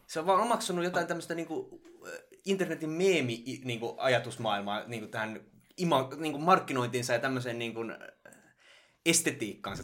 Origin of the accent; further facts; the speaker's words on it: Ostrobothnia, Finland; mä oon Pohjanmaalta